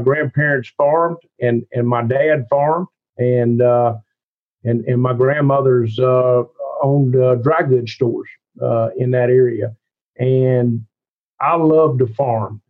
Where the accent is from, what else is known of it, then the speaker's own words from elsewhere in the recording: Cleveland, Mississippi, United States; accent: thick Southern; I grew up in Cleveland, Mississippi